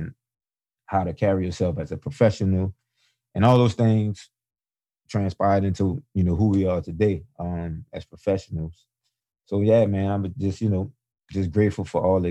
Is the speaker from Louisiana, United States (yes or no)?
yes; New Orleans, Louisiana, United States; Growing up in New Orleans, you know, being in the band is the popular thing